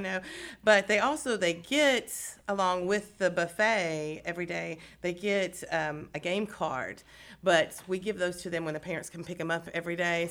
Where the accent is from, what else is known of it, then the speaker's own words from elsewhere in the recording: Beaumont, Texas, United States; I'm actually from the Beaumont area